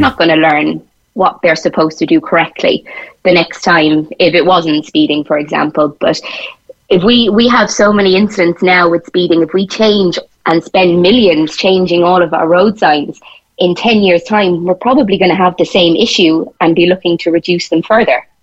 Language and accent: English; Tipperary, Munster, Ireland; moved away as an adult; now in Cork, Ireland; when I first moved down to Cork, a lot of my friends were we, we're from Tipperary